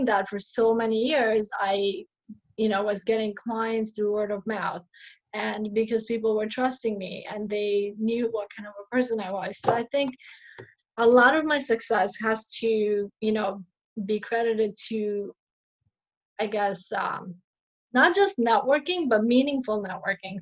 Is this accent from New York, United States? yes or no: yes; New York City, New York, United States; also born or lived in Buffalo, New York / Michigan; I grew up in Astoria